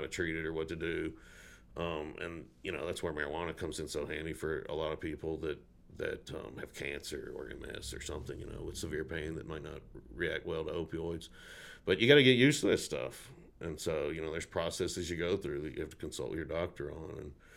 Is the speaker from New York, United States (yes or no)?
no; Burlison, Tennessee, United States; now in Montana, United States; I grew up down in Burleson on Lavelle Road